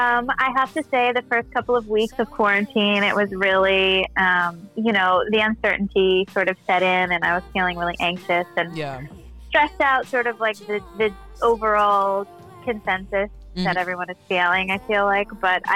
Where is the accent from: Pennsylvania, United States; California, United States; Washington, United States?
California, United States; Los Angeles; Well, I moved around a lot, but I grew up mainly in the Valley.